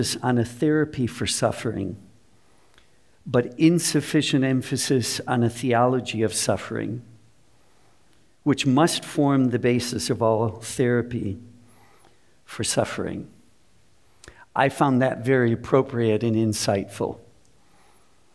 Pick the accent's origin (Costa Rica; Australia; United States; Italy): United States; Minneapolis, Minnesota; I grew up in Minnesota